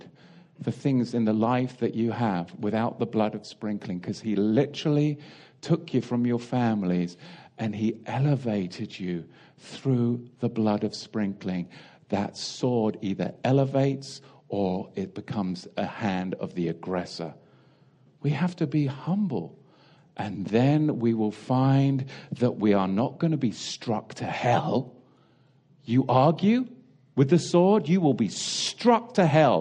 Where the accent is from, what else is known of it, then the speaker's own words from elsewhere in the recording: England, United Kingdom; growing up in England